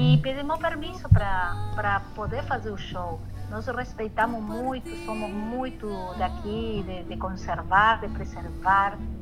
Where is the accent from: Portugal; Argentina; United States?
Argentina; Paso de los Libres, Corrientes; Portuguese is a second language; Onde eu me criei, onde eu morei, eh, nasci, como é Passo de los libres fronteira aí com, com Brasil